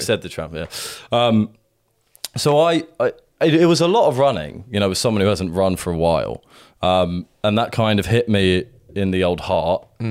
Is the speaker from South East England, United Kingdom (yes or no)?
yes; Sussex, South East England, United Kingdom; now in London, United Kingdom; we grew up mostly in Sussex